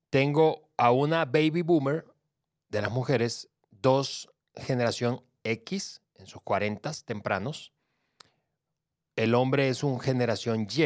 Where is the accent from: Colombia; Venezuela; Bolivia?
Venezuela; also born or lived in Mexico; yo que soy venezolano-mexicano